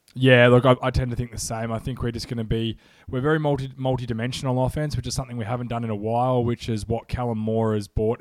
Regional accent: Melbourne, Victoria, Australia; I'm from Australia

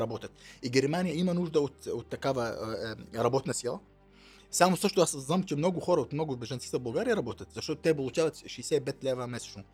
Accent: southern Syria, Syria; Bulgarian is a second language; moved away as an adult; also born or lived in Damascus, Syria; now in Bulgaria; роден съм в Сирия, в Южна Сирия, е, 73-та завършил там и гимназия

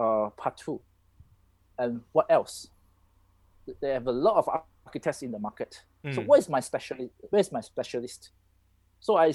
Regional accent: Malaysia; I'm Malaysian. You know, I like my country

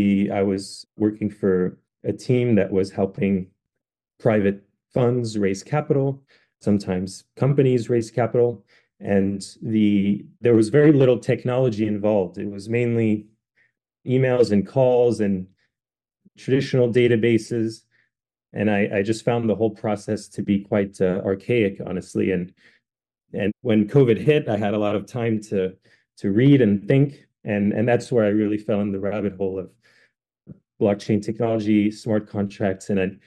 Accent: France; And you may not know this about me, but I'm actually half French. I grew up in France.

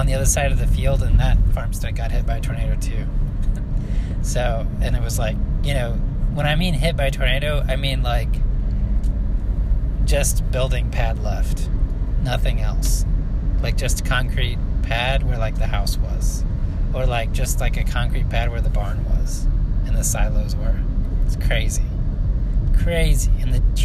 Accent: central Illinois, United States; I grew up in central Illinois

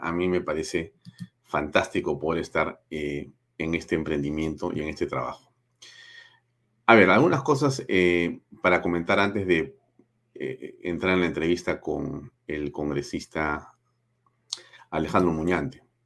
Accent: Peru

